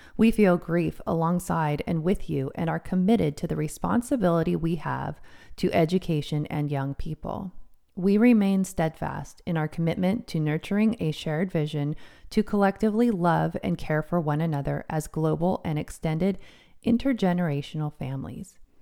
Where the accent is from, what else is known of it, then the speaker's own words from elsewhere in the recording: United States; also born or lived in King County, Washington; I'm an American